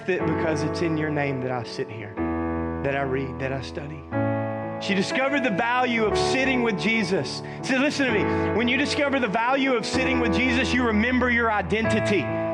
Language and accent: English; the South, United States; I was raised in the South.